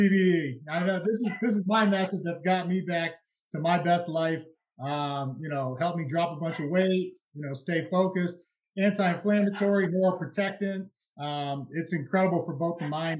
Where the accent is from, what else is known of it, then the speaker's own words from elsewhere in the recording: New England, United States; I grew up in New England